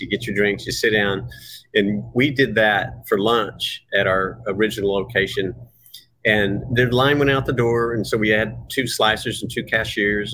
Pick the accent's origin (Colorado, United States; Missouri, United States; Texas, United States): Texas, United States; Dallas; moved away as an adult; now in Seattle, United States; I was born in Texas, Dallas, Texas